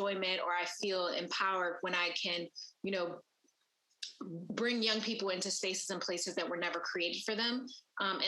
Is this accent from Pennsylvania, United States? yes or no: yes; Philadelphia, Pennsylvania, United States; I grew up in West Philadelphia